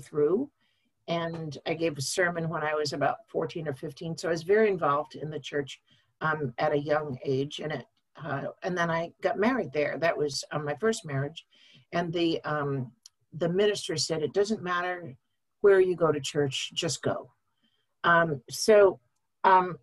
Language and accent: English; Brattleboro, Vermont, United States; also born or lived in Middlebury, Vermont; I was born in Brattleboro and grew up there